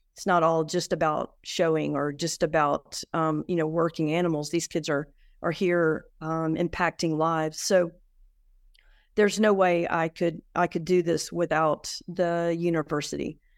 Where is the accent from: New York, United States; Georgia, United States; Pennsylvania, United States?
Georgia, United States; Atlanta; moved away; I was raised in Atlanta